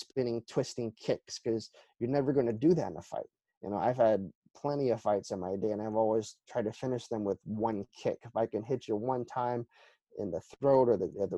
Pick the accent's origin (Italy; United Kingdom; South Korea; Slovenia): South Korea; moved away; I grew up in Korea